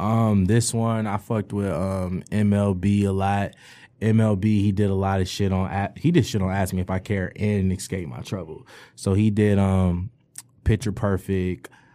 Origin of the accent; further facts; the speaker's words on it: Detroit, Michigan, United States; I grew up on the East Side and shit, like, Eight Mile and Grad shit, Seven Mile and Grad shit, that whole section over there